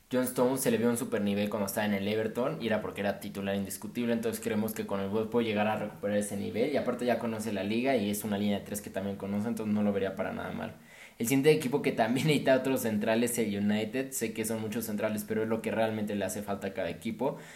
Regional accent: Mexico; yo creo que a todos como mexicanos nos encantaría ver a nuestro

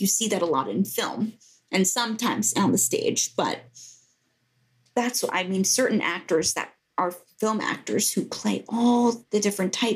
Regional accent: Greenwich, Connecticut, United States; moved away as an adult; also born or lived in Baltimore; I'm speaking to you from the house I grew up in Greenwich, Connecticut

